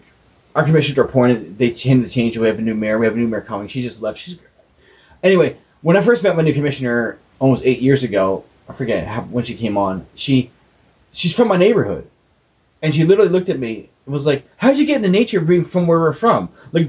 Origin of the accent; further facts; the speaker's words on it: Philadelphia, Pennsylvania, United States; I grew up in Philadelphia, very urban life.